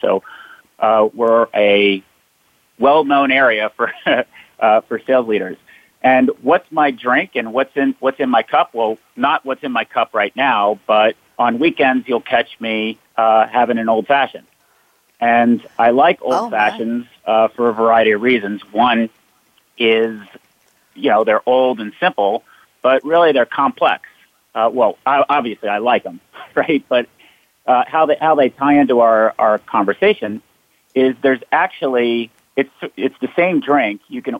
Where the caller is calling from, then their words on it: Leesburg, Virginia, United States; So I am joining everyone from Leesburg, Virginia. And Leesburg, Virginia is in the northern part of Virginia near Washington, D.C.